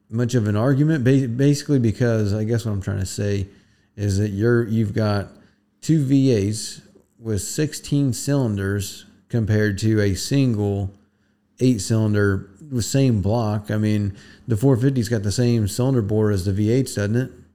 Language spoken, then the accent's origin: English; Florida Keys, United States; moved away; we come from the Keys, so it is a little bit different down there